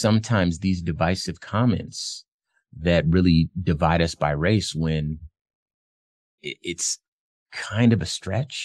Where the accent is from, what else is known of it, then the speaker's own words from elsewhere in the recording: Phoenix, Arizona, United States; I'm from Phoenix.